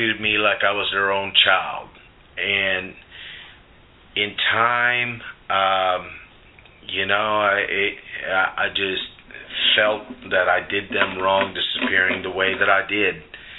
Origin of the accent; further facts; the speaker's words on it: Puerto Rico; I was born in Puerto Rico, raised from an upper middle class family